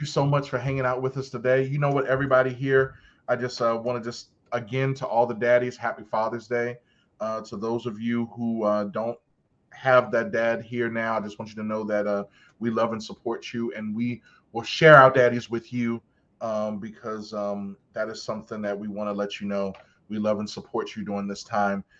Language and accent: English; Baltimore, Maryland, United States; I'm from Baltimore